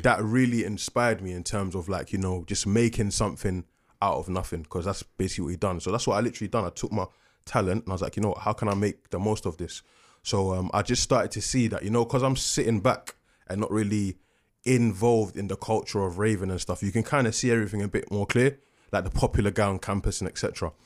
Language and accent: English; London, United Kingdom; also born or lived in Coventry; I'm from Peckham